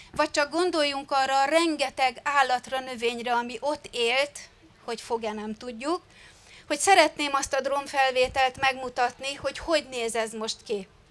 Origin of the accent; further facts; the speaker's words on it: Gárdony, Fejér, Hungary; also born or lived in Velence; Én tősgyökeres gárdonyi, illetve velencei vagyok, tehát ott születtem a tóparton